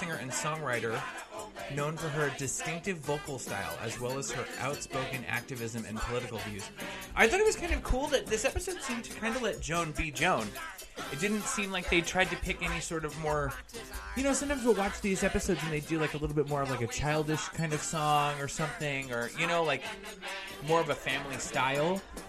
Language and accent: English; East Coast, United States; If you weren't sure that I was from the East Coast.